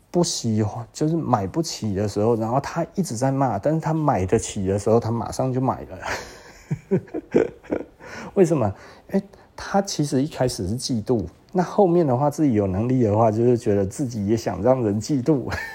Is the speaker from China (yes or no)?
no; Taiwan; also born or lived in Taichung; 我们台湾人